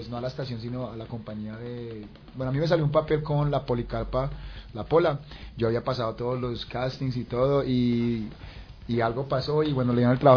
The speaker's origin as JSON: {"language": "Spanish", "region": "New York", "country": "United States", "tie": "born or raised there", "also_born_or_lived": "Medellín, Colombia / Bogotá, Colombia", "moved": "as an adult", "lives_now": "Colombia", "said": "yo nací en Medellín, eh, al, año, año y medio me vine a vivir a Bogotá, a los siete años por cuestiones de la vida para los Estados Unidos, eh, llegando a los Estados Unidos yo me crié en Brooklyn, Nueva York"}